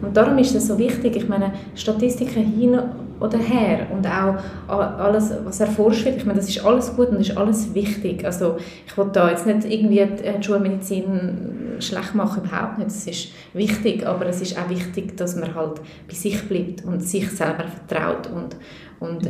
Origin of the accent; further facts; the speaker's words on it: Switzerland; also born or lived in Peru; ich bin in der Schweiz geboren und in der Schweiz aufgewachsen